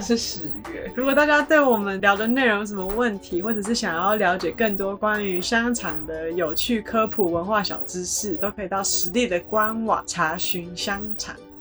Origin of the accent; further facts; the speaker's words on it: Kaohsiung, Taiwan; 我是高雄来的嘛